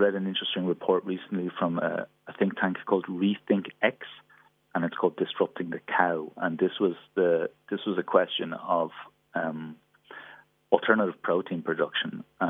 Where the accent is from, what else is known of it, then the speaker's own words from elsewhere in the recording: Ireland; I'm Irish. Obviously, we also have a strong dairy sector, export sector there as well